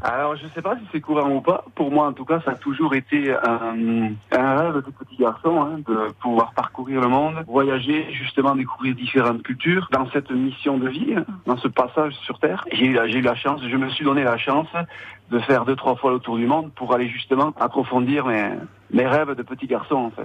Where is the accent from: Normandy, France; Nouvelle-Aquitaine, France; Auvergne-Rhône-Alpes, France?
Nouvelle-Aquitaine, France; Arnéguy; moved away as an adult; now in Burkina Faso; je suis originaire du plus beau village du monde qui, qui s'appelle Arnegui.